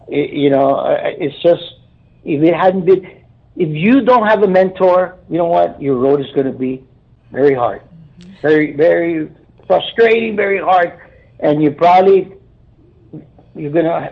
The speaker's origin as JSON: {"language": "English", "town": "Brownsville", "region": "Texas", "country": "United States", "tie": "born or raised there", "said": "I'm a native of Brownsville. I was born and raised here in Brownsville"}